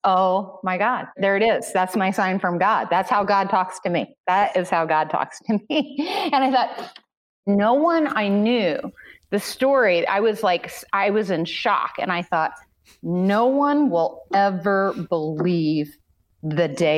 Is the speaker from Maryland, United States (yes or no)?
no; Southern Illinois, United States; I grew up in Southern Illinois, which is much closer to Kentucky than it is Chicago